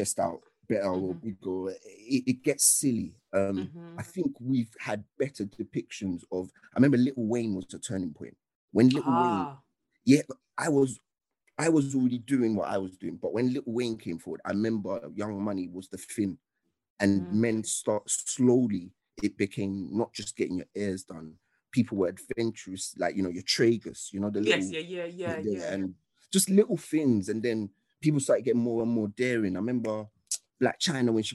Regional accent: United Kingdom; also born or lived in Nigeria; being British but also being Nige

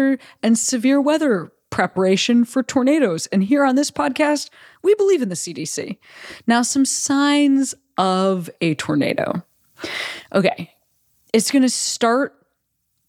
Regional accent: Chicago, Illinois, United States; moved away; I am from the suburbs of Chicago originally. And so like tornado drills and actual tornadoes, a part of my life growing up

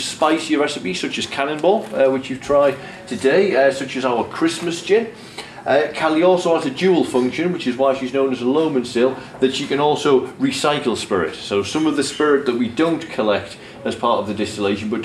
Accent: Durham, North East England, United Kingdom; I'm from Durham in northeast England

